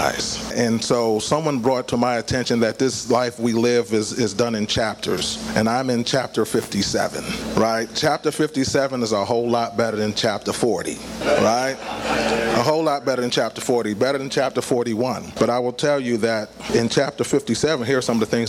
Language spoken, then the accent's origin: English; Philadelphia, Pennsylvania, United States; moved away as an adult; also born or lived in Pittsburgh; I'm born and raised in Philadelphia, but found myself in Pittsburgh.